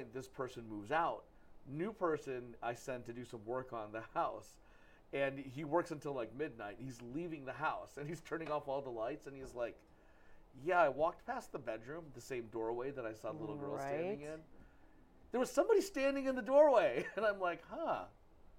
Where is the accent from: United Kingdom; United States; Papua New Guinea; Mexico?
United States; Troy; also born or lived in New York; the house in Troy, I grew up